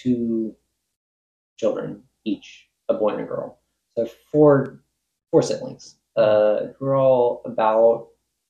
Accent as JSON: {"language": "English", "region": "Tennessee", "country": "United States", "tie": "born or raised there", "said": "I was born in Tennessee and have spent a significant portion of my life here."}